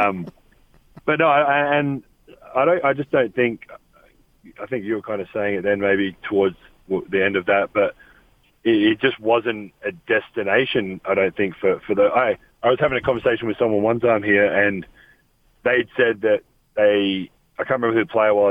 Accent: Australia; now in Salt Lake City, United States; Growing up in Australia

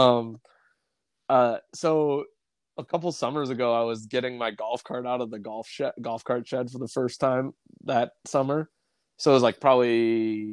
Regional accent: Bismarck, North Dakota, United States; now in Wayne, United States; growing up in Bismarck.

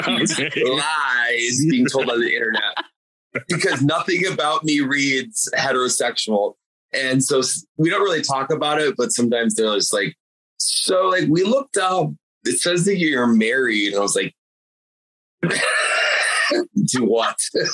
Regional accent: Anchorage, Alaska, United States; also born or lived in Fargo, United States / Minneapolis, United States; so I was born in Fargo. And then I grew up in Anchorage for like 8 years. And then I went to high school in Minneapolis.

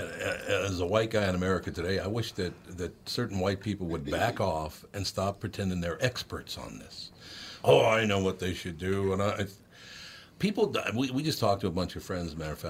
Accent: Minneapolis, Minnesota, United States; I came from North Minneapolis.

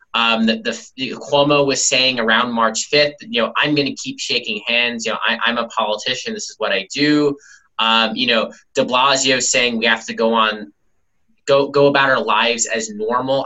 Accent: New York City, New York, United States; I grew up here, born and raised in Brooklyn

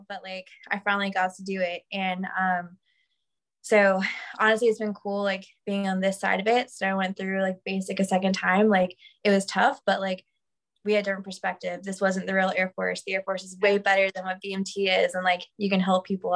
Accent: Macon, Georgia, United States; I grew up in Macon, Georgia

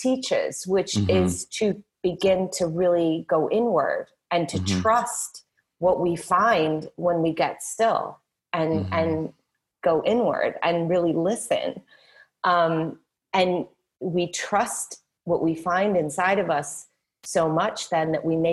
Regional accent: Midwest, United States; I was raised in the Midwest. You know, we're really salt-of-the-earth type people

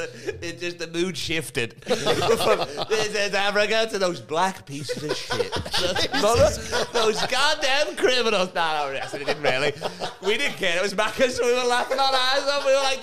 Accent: England, United Kingdom; Obviously I'm English

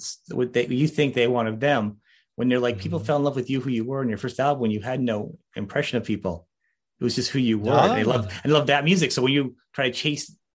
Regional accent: United States; As an American

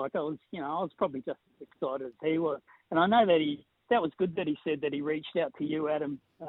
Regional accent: New Zealand; I'm a Kiwi

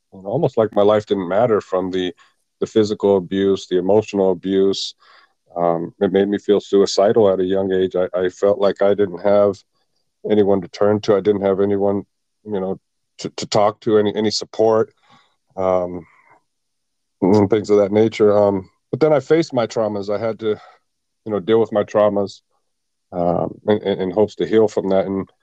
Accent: Tustin, California, United States; also born or lived in Halifax, Nova Scotia, Canada; I grew up in Tustin, California.

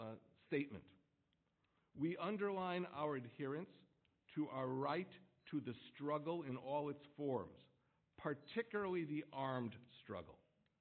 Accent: Jerusalem, Jerusalem District, Israel; And it is interesting to share those facts when you come from Cairo, or I come from Jerusalem.

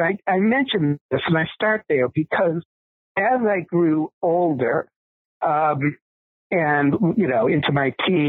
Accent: Boston, Massachusetts, United States; I was growing up in Boston, Massachusetts, and one of the things in that particular part of the country is the very pronounced four seasons of the year

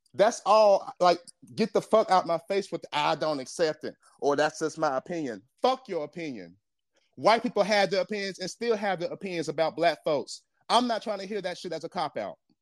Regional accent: Jamaica; I, I'm Jamaican

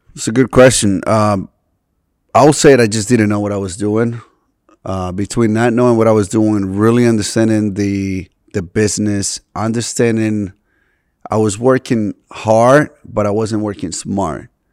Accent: Boston, Massachusetts, United States; also born or lived in Medellín, Colombia; I grew up, um, in Boston

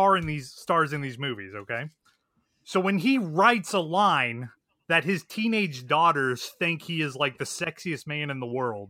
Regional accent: Missouri, United States; I'm from Missouri

